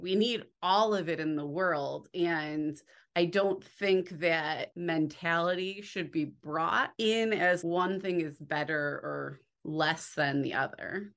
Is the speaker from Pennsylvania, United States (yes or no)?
no; near Chicago, Illinois, United States; I grew up near Chicago, so I grew up by the Art Institute